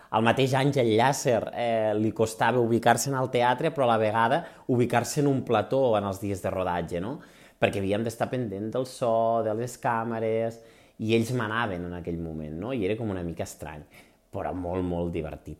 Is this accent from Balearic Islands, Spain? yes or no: no; Urgell, Catalonia, Spain; dos urgellents de pura raça com som l'Alba Segarra i jo